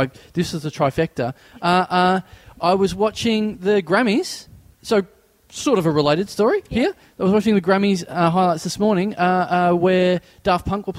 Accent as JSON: {"language": "English", "town": "Maryborough", "country": "Australia", "tie": "born or raised there", "said": "I come from Maryborough, which is, I think we probably dwarf your town. I think we're 8,000."}